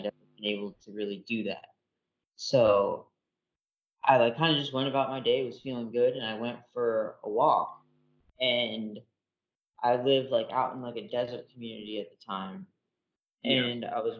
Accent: Florida, United States; moved away as an adult; also born or lived in Ohio; I'm from down south, I'm from Florida

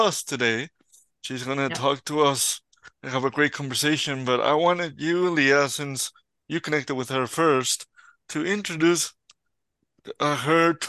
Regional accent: Mexico; now in Edmonton, Canada; I'm from Mexico

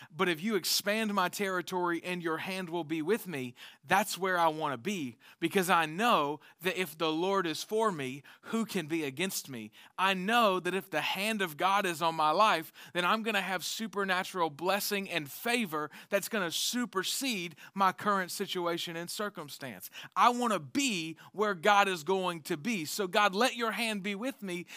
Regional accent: the South, United States; we're from the South

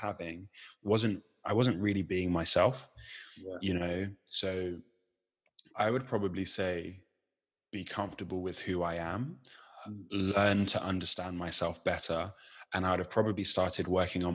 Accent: Chichester, South East England, United Kingdom; I grew up in West Sussex. I went to school in West Sussex in Chichester

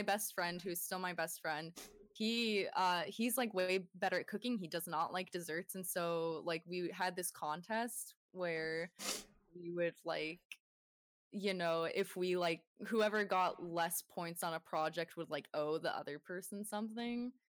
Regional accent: Bay Area, California, United States; moved away as an adult; now in Sierra Nevada, United States; I moved away from the Bay Area where I grew up to the Sierra Nevadas

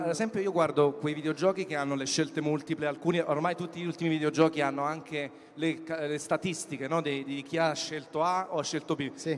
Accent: Naples, Campania, Italy; Io sono napoletano come tanti di voi

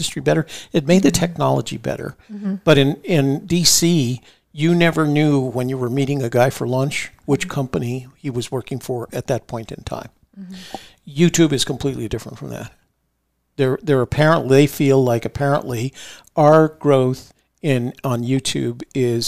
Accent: Washington, District of Columbia, United States; I grew up in Washington D.C.

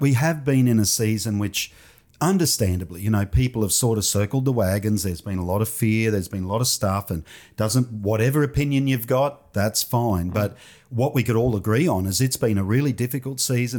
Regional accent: Toowoomba, Queensland, Australia; came back to Toowoomba

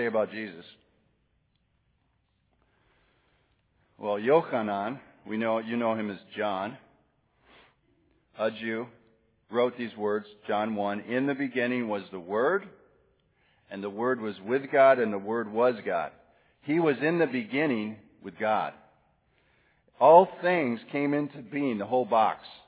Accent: Wisconsin, United States; now in Tallahassee, United States; I'm from Wisconsin

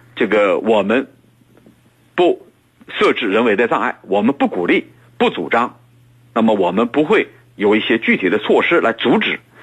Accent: China; 我作为一个中国人

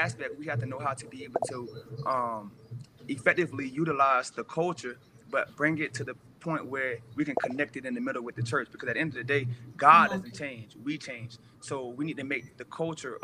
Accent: Jacksonville, Florida, United States; moved away as an adult; now in Colorado Springs, United States; I'm from Jacksonville, Florida

